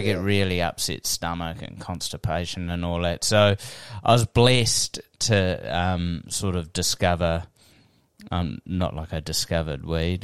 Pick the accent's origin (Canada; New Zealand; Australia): New Zealand; also born or lived in Wellington; I'm just a Kiwi